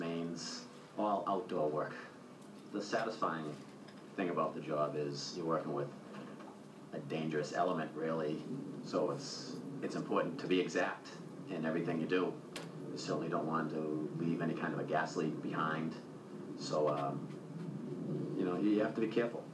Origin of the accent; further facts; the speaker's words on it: Braintree, Massachusetts, United States; I'm from Braintree, Massachusetts